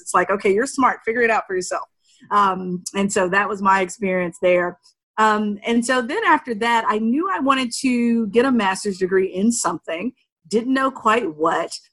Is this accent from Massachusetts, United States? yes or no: no; Altavista, Virginia, United States; moved away as an adult; also born or lived in Shenandoah Valley, Virginia; I was born and raised in Southern Virginia, right outside of Lynchburg, Virginia, in this small town called Alta Vista